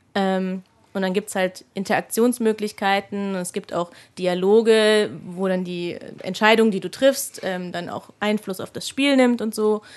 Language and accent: German; Mainz, Rhineland-Palatinate, Germany; now in Munich, Germany; Aber ich bin eigentlich ja aus Mainz.